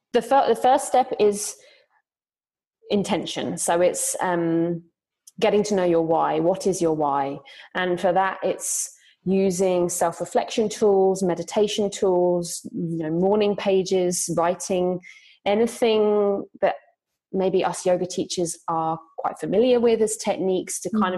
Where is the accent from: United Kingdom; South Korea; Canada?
United Kingdom; moved away as an adult; now in Zurich, Switzerland; I'm originally from Britain, but I've been living in Zurich, Switzerland for five years.